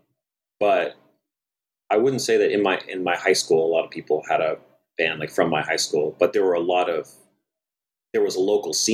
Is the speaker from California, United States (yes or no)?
yes; Bay Area, California, United States; I also grew up in a relatively small town. So I'm from the Bay Area.